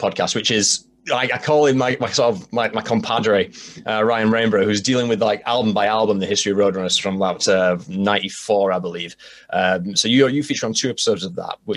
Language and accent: English; Halifax, Yorkshire and the Humber, United Kingdom; my hometown of Halifax, UK, the real Halifax